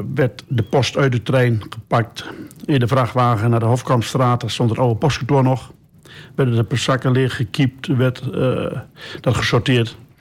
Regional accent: Geesteren, Overijssel, Netherlands; we zijn geboren in Geesteren

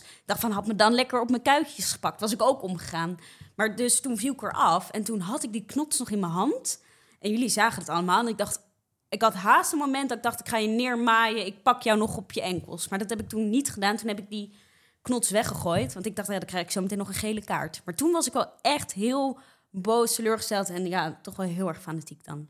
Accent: Rotterdam, South Holland, Netherlands; moved away as an adult; now in Amsterdam, Netherlands; Dus ik ben een geboren en getogen Rotterdammer, maar eh, ik woon nu voor studie woon ik in Amsterdam.

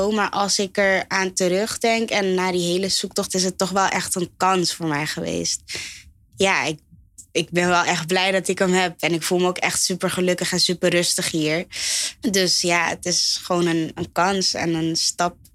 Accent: Groeneveen, North Holland, Netherlands; Ik ben opgegroeid in Groeneveen. Dat is gewoon Gansenhoef, dus dat is hier dichtbij.

